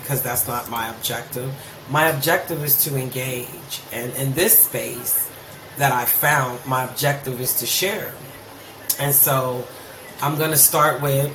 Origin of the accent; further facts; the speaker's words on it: Youngstown, Ohio, United States; I was raised in Youngstown, Ohio